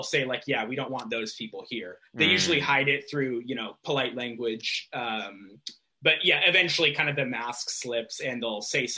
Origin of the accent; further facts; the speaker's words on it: Newport Beach, California, United States; also born or lived in London; now in Los Angeles, United States; When you're in Orange County, California, where I'm from, I'm from Newport Beach